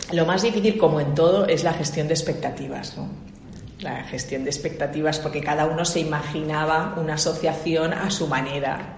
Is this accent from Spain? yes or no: yes; Barcelona, Catalonia, Spain; moved away as an adult; also born or lived in France / United States / China; nací en Barcelona que soy ingeniero industrial, me eduqué en una, en una, en una universidad de jesuitas que hay en Barcelona